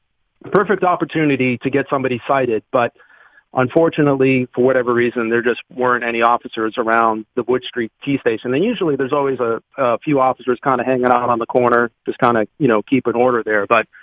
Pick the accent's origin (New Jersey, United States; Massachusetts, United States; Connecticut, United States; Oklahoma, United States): Massachusetts, United States; Boston; now in Pittsburgh, United States; I've been in Pittsburgh 20 years. I moved here from Boston, and it's a beautiful city.